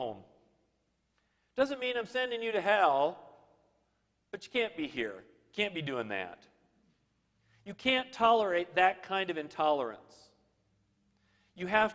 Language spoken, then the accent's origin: English; Minnesota, United States; I grew up in Minnesota